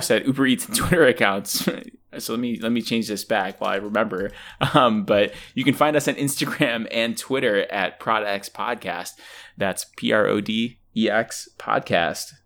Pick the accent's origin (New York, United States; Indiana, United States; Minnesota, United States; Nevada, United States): New York, United States; Buffalo; I'm a snob from Buffalo.